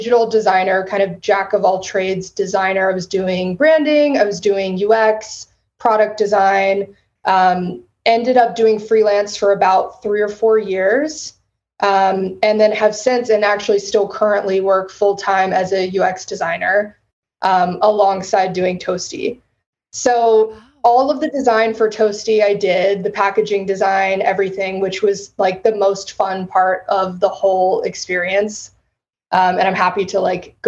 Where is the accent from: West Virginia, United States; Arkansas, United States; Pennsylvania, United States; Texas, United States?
Texas, United States; San Antonio; also born or lived in Western Massachusetts / Austin, Texas; I grew up in San Antonio